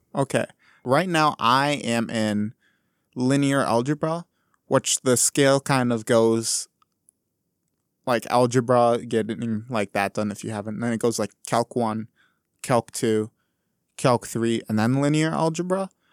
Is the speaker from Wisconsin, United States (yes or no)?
yes; Wausau, Wisconsin, United States; I'm from Wisconsin originally here, but I'm from like mid-sized town called Wausau